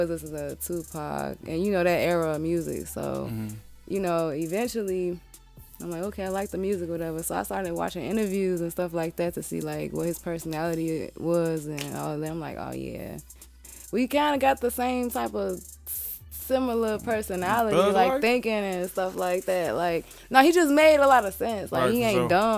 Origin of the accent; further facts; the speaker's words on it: Chicago, Illinois, United States; I'm from Roseland. So the Hunnets, Wild Hunnets, they call it. South side of Chicago. But I've moved all over the place. But Chicago has been the majority of my life